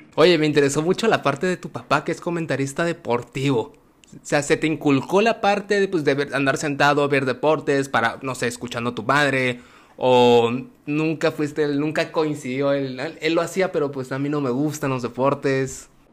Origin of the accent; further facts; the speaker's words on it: Tabasco, Mexico; yo soy tabasqueño